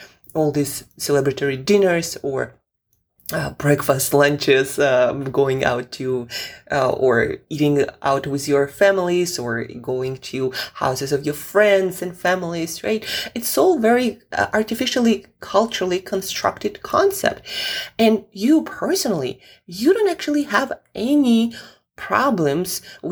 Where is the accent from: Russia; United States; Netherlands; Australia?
Russia; moved away; I'm originally from Russia